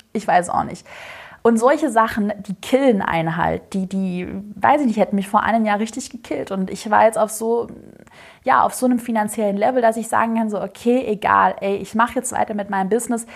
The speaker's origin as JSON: {"language": "German", "region": "Swabia", "country": "Germany", "said": "ich bin Schwabe"}